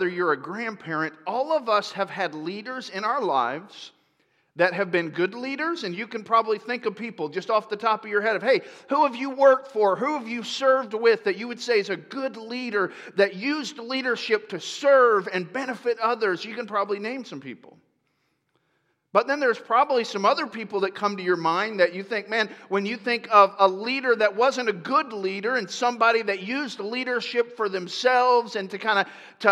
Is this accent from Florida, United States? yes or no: yes; Tampa, Florida, United States; moved away as an adult; also born or lived in upstate New York; now in Marysville area, United States; I grew up in Tampa.